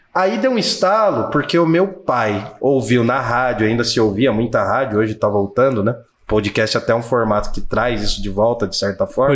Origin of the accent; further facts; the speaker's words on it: Jundiaí, São Paulo, Brazil; sou de Jundiaí, São Paulo mesmo